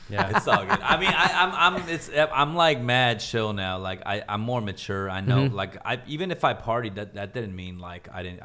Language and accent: English; United States; I mean, back in the day, you know, growing up in America, like I definitely had issues with, you know, identity issues.